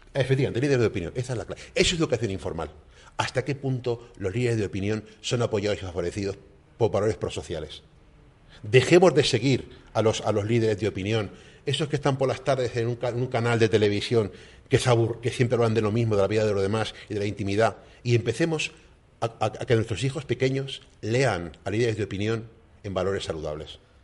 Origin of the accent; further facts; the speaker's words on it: Canary Islands, Spain; mi experiencia como español